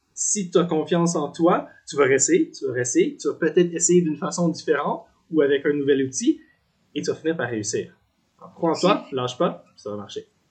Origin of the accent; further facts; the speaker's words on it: Gatineau, Quebec, Canada; moved away as an adult; also born or lived in Vancouver; now in Victoria, Canada; Je suis originaire du Québec, la ville de Gatineau j'ai grandi là.